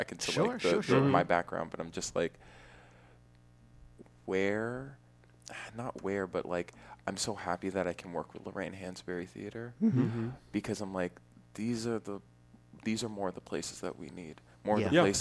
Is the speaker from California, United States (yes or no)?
yes; Walnut Creek, California, United States; also born or lived in Connecticut / New York; I was born in Walnut Creek, California